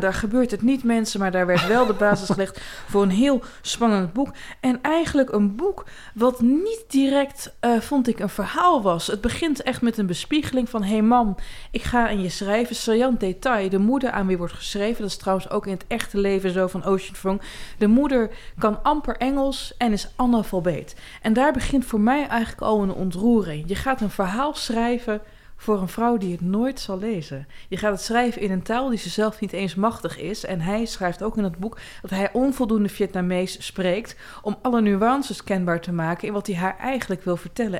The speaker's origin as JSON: {"language": "Dutch", "area": "Twente", "region": "Overijssel", "country": "Netherlands", "said": "Ik kom uit Twente"}